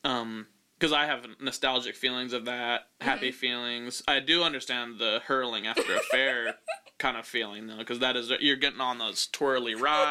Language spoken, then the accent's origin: English; Kansas, United States; now in Los Angeles, United States; I'm from Kansas